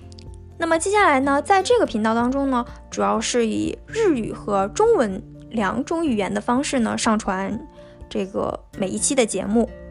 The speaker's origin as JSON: {"language": "Chinese", "region": "Liaoning", "country": "China", "tie": "born or raised there", "moved": "as an adult", "lives_now": "Japan", "said": "我是来自中国的留学生。二零一八年九月呢，第一次来到日本，现在呢，已经整整经过了两个年头。那么我的家乡呢是在中国北部的辽宁省"}